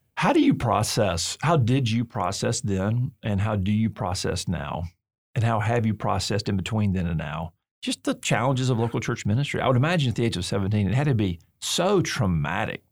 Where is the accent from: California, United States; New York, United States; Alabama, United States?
Alabama, United States; I'm from Alabama